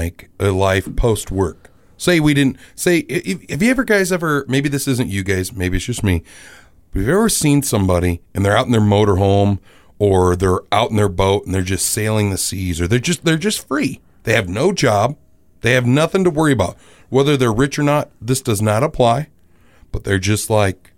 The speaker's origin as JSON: {"language": "English", "region": "South Dakota", "country": "United States", "also_born_or_lived": "Minnesota", "said": "I'm from the Sea of Dakota"}